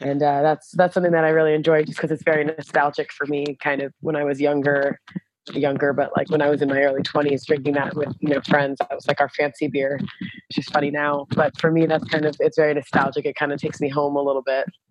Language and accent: English; Pennsylvania, United States; moved away as an adult; now in Brussels, Belgium; I worked for four years at a brewery called, uh, Free Will in Pennsylvania, actually in my hometown.